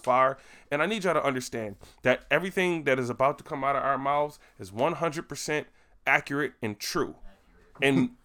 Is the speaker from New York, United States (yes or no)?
yes; Buffalo, New York, United States; All of us is born and raised in Buffalo